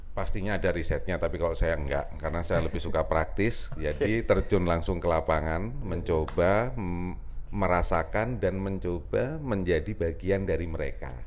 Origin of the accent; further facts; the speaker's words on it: Lampung, Indonesia; also born or lived in Yogyakarta / Bandung; now in Jakarta, Indonesia; ibu saya memang dari Jogja, bapak saya dari Jawa Timur, tapi saya lahir di Lampung